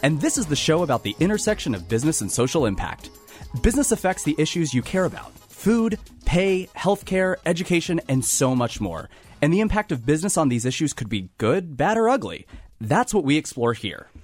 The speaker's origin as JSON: {"language": "English", "region": "Kansas", "country": "United States", "also_born_or_lived": "Washington, D.C.", "moved": "as an adult", "said": "I'm from Kansas"}